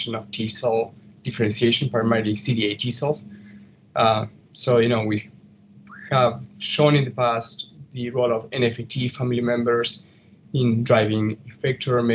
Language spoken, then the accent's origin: English; Argentina; now in North Chicago, United States; originally from Argentina.